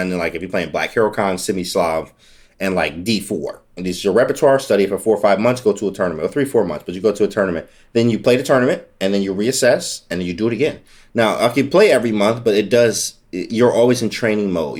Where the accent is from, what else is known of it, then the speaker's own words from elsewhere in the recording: Detroit, Michigan, United States; being in inner city Detroit public schools and the small black communities like this